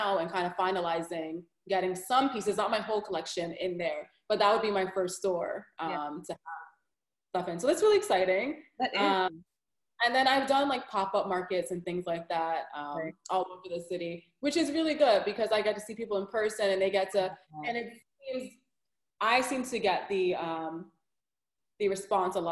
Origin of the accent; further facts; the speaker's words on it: New York City, New York, United States; I'm from Brooklyn